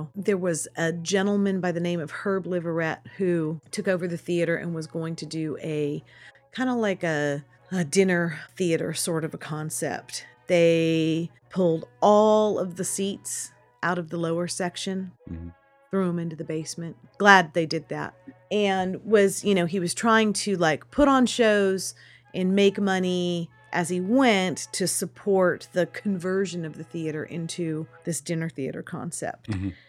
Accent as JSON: {"language": "English", "town": "Sutter Creek", "region": "California", "country": "United States", "tie": "born or raised there", "said": "I'm from Sutter Creek."}